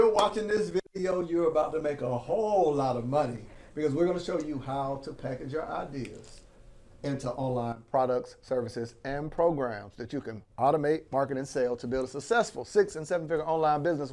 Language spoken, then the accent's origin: English; Panama City, Florida, United States; I'm born and raised in Panama City, Florida